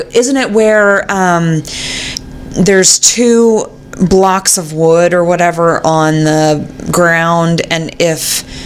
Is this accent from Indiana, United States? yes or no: yes; Indiana, United States; I'm from Indiana and we're lazy like